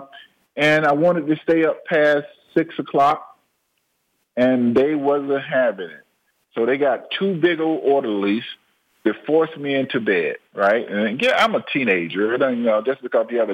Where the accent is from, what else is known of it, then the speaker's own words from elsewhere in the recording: Georgia, United States; I'm originally from Watley, Georgia, right? And we was dirt poor